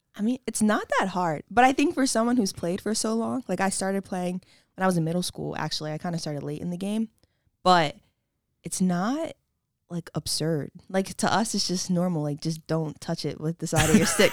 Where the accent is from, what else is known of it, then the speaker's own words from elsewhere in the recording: Wilmington, Delaware, United States; also born or lived in Westchester, New York; I am from the beautiful Wilmington, Delaware